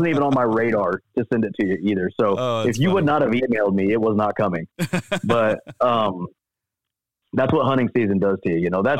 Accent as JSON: {"language": "English", "region": "Missouri", "country": "United States", "tie": "born or raised there", "said": "So I grew up, I'm born and raised in Missouri."}